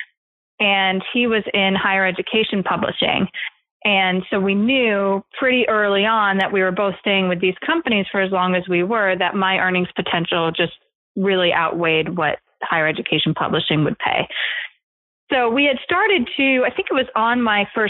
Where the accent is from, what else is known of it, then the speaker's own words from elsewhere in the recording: East Coast, United States; also born or lived in California; now in New York, United States; When we moved from California to New York, where we're both from the East Coast originally